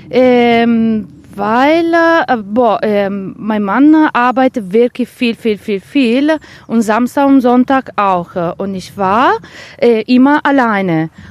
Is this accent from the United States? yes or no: no; Vicenza, Veneto, Italy; now in Herne, Germany; Ich komme aus Vicenza und das ist eine so wunderschöne Stadt.